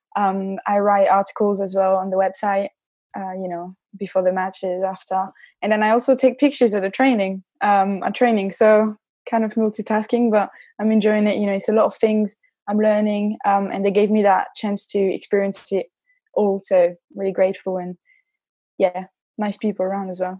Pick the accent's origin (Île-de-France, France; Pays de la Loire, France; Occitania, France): Pays de la Loire, France; Nantes; I was born in and I grew up in France in Nantes.